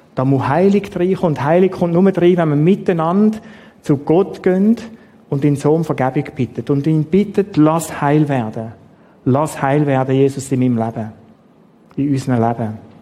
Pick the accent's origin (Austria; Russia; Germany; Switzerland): Switzerland; wir Schweizer